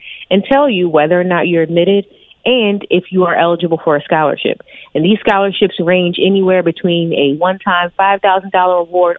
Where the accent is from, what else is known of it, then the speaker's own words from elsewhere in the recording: Wilmington, Delaware, United States; I am a double HBCU alum. I'm from Wilmington, Delaware.